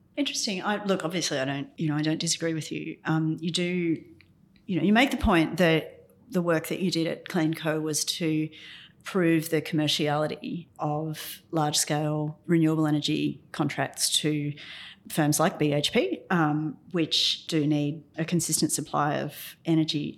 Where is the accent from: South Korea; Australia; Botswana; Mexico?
Australia; Ipswich, Queensland; I'm from Ipswich. It used to produce all of Queensland's coal